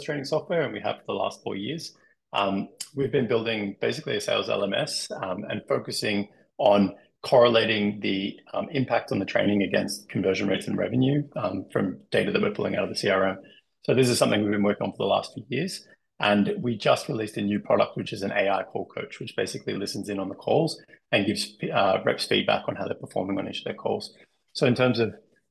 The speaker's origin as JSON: {"language": "English", "country": "Australia", "also_born_or_lived": "Denmark", "moved": "as an adult", "lives_now": "Germany", "said": "I'm also Australian, now living in Germany, previously in Denmark"}